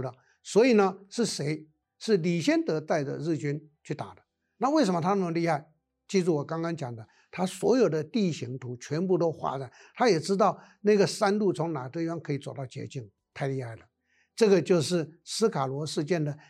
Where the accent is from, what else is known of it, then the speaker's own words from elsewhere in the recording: Taiwan; 我们身为台湾人